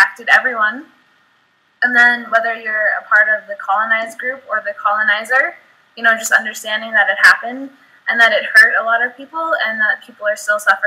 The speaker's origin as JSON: {"language": "English", "country": "United States", "said": "coming as an American"}